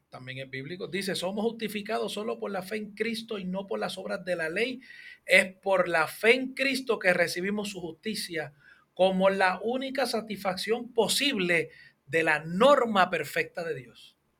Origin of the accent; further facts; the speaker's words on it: Hatillo, Puerto Rico; yo soy de Adillo.